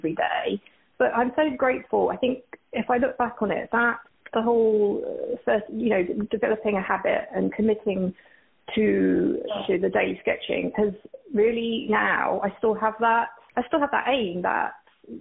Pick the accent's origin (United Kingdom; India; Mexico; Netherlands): United Kingdom; Essex, East of England; moved away as an adult; now in Burlingame, United States; I'm from Essex in the UK, and I've been living out in Burlingame in California now for, gosh, it's been like 7 years